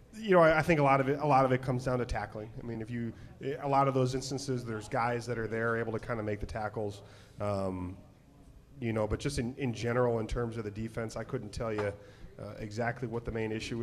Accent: Chicago, Illinois, United States; I'm from the Chicagoland area

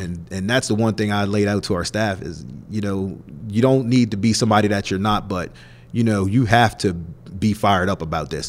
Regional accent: Middletown, Delaware, United States; moved away; my hometown of Middletown, Delaware

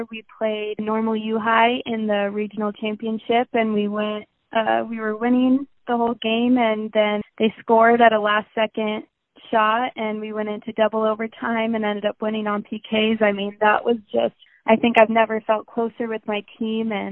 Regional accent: Colorado, United States; born there; also born or lived in Arizona; So I was born in Colorado, um, played soccer there, moved to Arizona, played soccer there, moved here

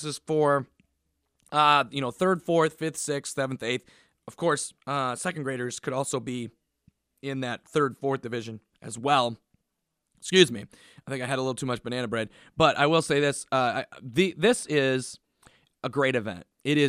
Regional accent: Massachusetts, United States; accent: Boston; because everybody knew my penchant for loving banana bread and my Boston accent.

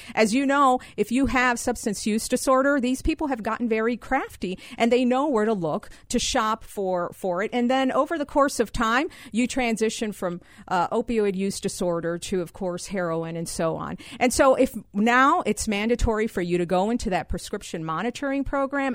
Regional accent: Wheaton, Illinois, United States; I'm from Wheaton, Illinois.

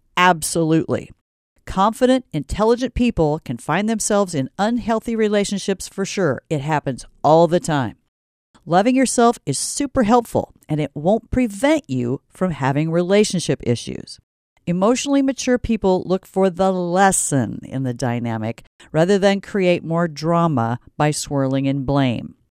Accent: Stanton, Iowa, United States; I'm from Stanton, and no, I'm not Swedish

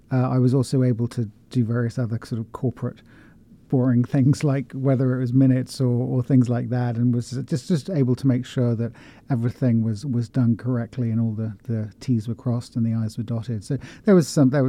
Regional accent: West Country, near Stonehenge, South West England, United Kingdom; moved away as an adult; also born or lived in Oxford / London / Paris; now in Columbia, Missouri, United States; So I'm originally from uh, from the UK. Uh, I grew up in the West Country, uh, about 70 miles west of London, near Stonehenge.

